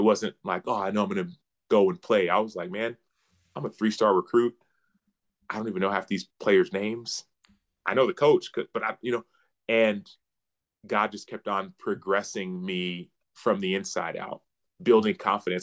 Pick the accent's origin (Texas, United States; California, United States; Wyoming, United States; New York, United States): Texas, United States; Dallas; I grew up in Dallas. Uh, my parents were born and raised in Nigeria